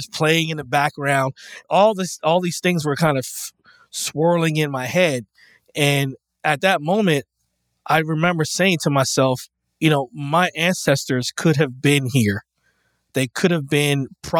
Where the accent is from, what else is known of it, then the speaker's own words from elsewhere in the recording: New Jersey, United States; moved away as an adult; also born or lived in Detroit, Michigan / New York; now in Charleston, United States; growing up in New Jersey